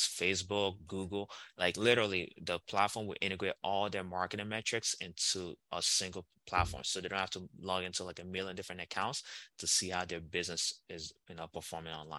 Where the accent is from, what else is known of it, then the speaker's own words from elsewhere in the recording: Nigeria; I'm Nigerian